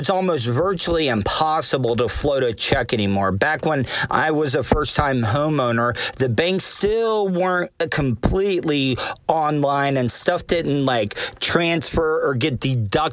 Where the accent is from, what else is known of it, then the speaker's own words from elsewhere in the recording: De Leon Springs, Florida, United States; growing up in De Leon Springs, Florida